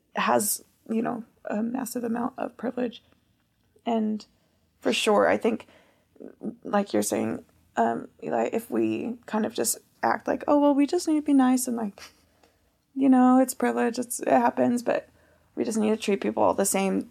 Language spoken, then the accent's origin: English; United States; first language English; being an American with my passport